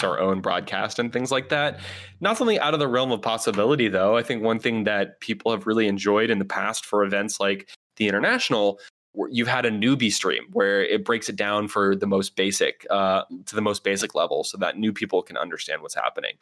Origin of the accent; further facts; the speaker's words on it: Oakland, California, United States; my hometown of Oakland